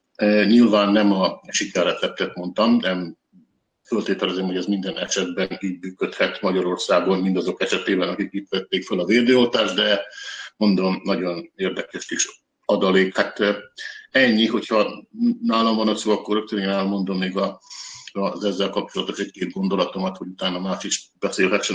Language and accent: Hungarian; Vojvodina, Serbia; mi, mint vajdasági magyarok, vagy vajdasági magyarság, túl kis közösség vagyunk